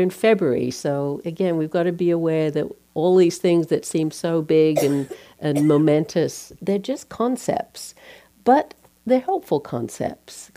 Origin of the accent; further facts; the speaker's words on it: Australia; moved away; I'm from Australia. When we celebrate Christmas, it's the middle of summer